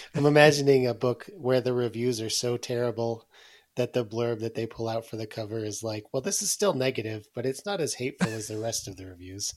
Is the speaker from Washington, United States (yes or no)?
no; Illinois, United States; I'm from Illinois